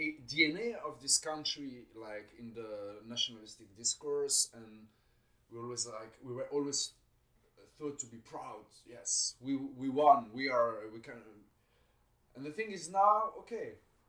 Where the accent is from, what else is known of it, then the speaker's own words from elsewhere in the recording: Switzerland; I'm from an Algerian father. I grew up in Switzerland.